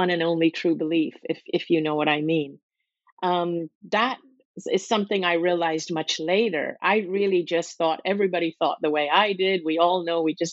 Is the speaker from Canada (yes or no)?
no; Hong Kong; also born or lived in Singapore; I grew up in a city that was a British colony, where I had a British education with English kids, and where we grew up learning the Bible and singing hymns every morning and learning about Christianity. And but this British colony was Hong Kong